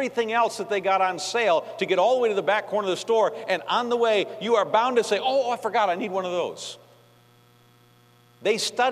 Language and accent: English; New York, United States; moved away; I'm from New York, and Yankees talk fast